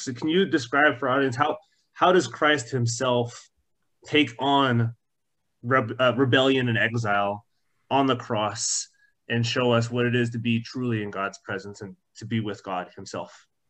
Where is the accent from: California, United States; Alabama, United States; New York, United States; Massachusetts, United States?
California, United States; Orange County; Growing up in Orange County